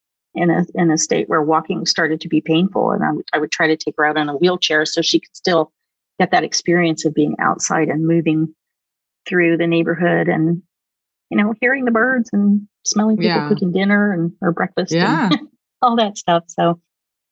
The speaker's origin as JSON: {"language": "English", "region": "Oklahoma", "country": "United States", "tie": "born or raised there", "also_born_or_lived": "Silicon Valley", "moved": "yes", "said": "I grew up in Oklahoma"}